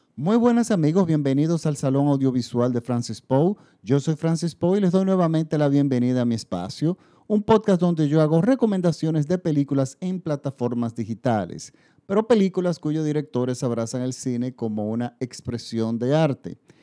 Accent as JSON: {"language": "Spanish", "country": "Dominican Republic"}